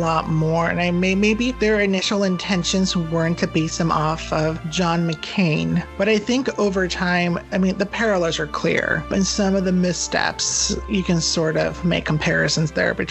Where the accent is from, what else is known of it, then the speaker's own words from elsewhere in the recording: United States; as Americans